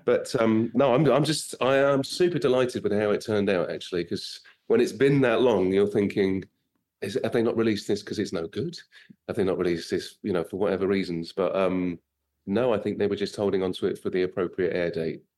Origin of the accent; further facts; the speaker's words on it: United Kingdom; moved away as an adult; now in United States; I'm British